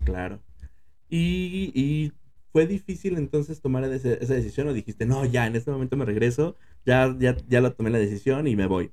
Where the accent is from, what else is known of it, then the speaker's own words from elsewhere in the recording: Mexico City, Mexico; Nosotros somos de la Ciudad de México